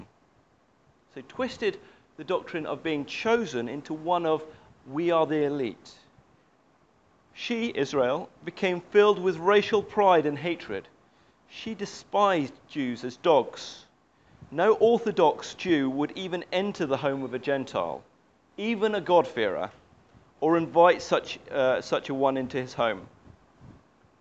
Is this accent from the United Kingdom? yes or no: yes; United Kingdom; I grew up in the British culture. I'm very British